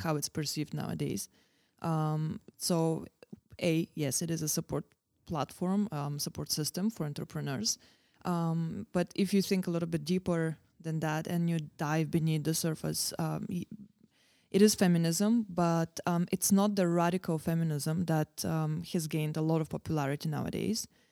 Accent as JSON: {"language": "English", "town": "Varna", "region": "Varna Province", "country": "Bulgaria", "tie": "born or raised there", "moved": "yes", "lives_now": "Prague, Czech Republic", "said": "Born and bred in Bulgaria"}